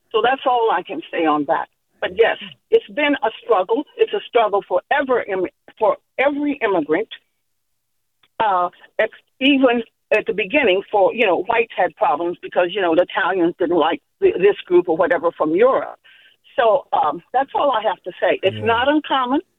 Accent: California, United States; now in San Francisco, United States; while I was growing up in California

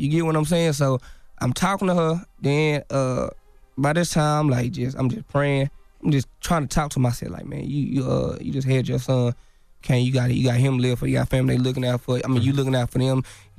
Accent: Dallas, Texas, United States; Like, this ain't, like, I'm from Dallas. Like, I stay outside of Dallas somewhere.

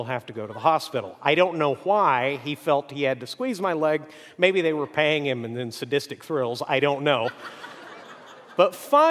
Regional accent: Mexico; I grew up in Mexico, and I always went to the local schools, except for one year, I was in a school set up by American missionaries for the children of missionaries.

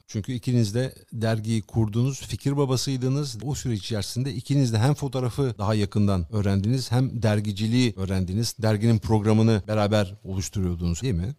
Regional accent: İzmir, Turkey; moved away; çocukluğum İzmir'de geçti

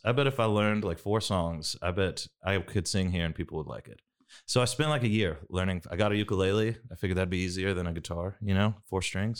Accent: Waco, Texas, United States; I'm from Waco, class of 06, Waco High.

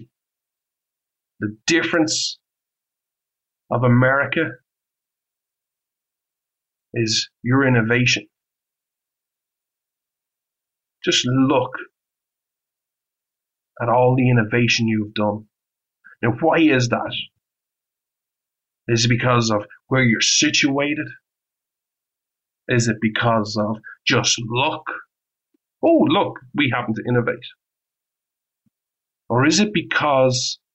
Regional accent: Ireland; moved away

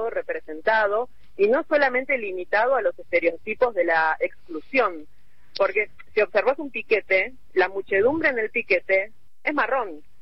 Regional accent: Buenos Aires, Argentina; mi caso, siendo que siempre viví en la ciudad de Buenos Aires, bueno, cuando empiezo a hablar y ven que soy porteña

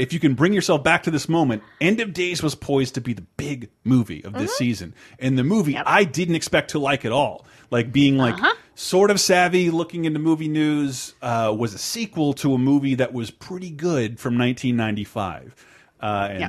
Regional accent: the South, United States; I always hated that my name was more ethnic growing up in the South.

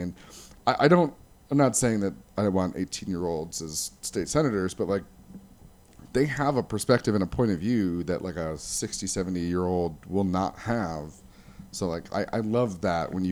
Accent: Plymouth, Michigan, United States; moved away as an adult; also born or lived in Kalamazoo, Michigan; now in Las Vegas, United States; I grew up in the small town Plymouth, Michigan

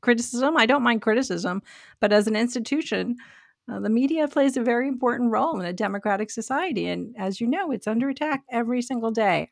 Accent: New York, United States; growing up in New York

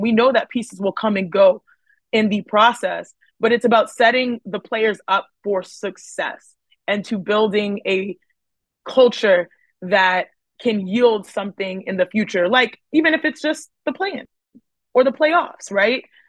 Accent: Houston, Texas, United States; growing up in Houston, Texas

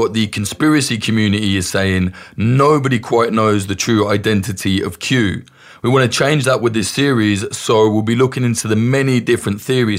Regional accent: United Kingdom; You've probably noticed I'm British, and whilst I am not a particular fan of any politician or government, I don't really have a dog in this race.

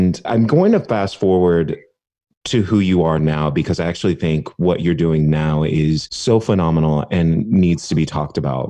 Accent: Dallas, Texas, United States; moved away; also born or lived in California; I am also from Texas.

